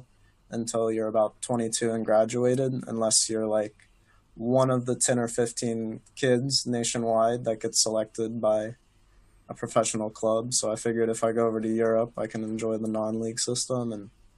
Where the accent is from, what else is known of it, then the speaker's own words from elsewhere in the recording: Kansas City, Missouri, United States; moved away as an adult; now in Newcastle upon Tyne, United Kingdom; originally, I'm from Missouri, around the Kansas City area.